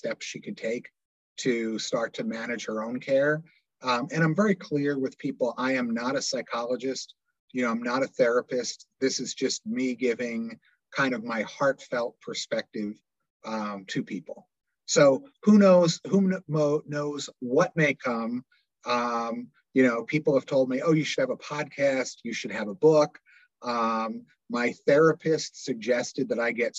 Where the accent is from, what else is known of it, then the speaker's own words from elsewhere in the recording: Doylestown, Pennsylvania, United States; I grew up in Doylestown Borough